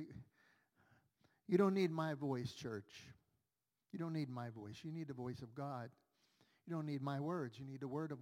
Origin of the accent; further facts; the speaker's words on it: Pittsburgh, Pennsylvania, United States; I grew up on Federal Street Extension on the north side, and we still live here in Brighton Heights